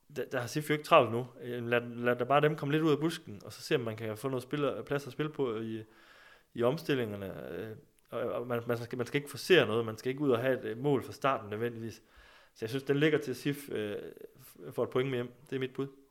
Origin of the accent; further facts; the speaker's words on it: Skive, Central Denmark Region, Denmark; jeg kommer jo selv fra Skive